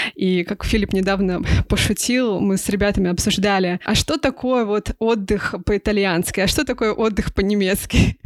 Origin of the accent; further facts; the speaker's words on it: Russia; now in Germany; мы, конечно, будем россиянами, которые переехали